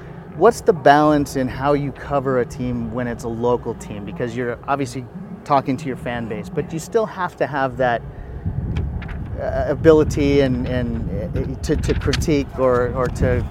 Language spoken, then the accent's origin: English; Western Colorado, United States; I'm a Broncos fan. I grew up in Western Colorado.